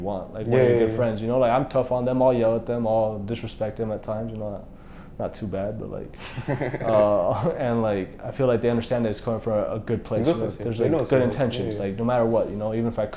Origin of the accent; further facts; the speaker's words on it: Arizona, United States; I'm from Arizona.